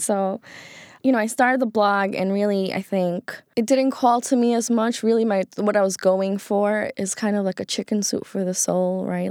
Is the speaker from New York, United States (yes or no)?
yes; New York City, New York, United States; growing up in Queens, New York